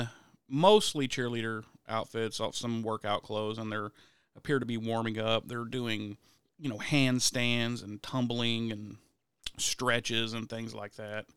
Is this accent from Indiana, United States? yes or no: yes; Indiana, United States; I'm from Indiana